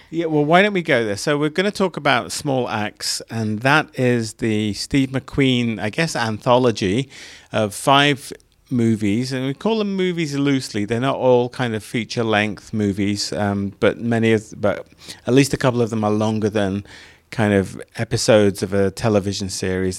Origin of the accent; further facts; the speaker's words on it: United Kingdom; moved away; where I grew up was outside of London